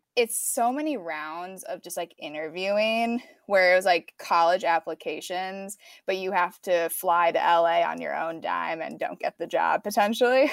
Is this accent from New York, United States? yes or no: no; Chicago suburbs, Illinois, United States; moved away as an adult; now in Los Angeles, United States; I'm from the Chicago suburbs, and I went to Northwestern for film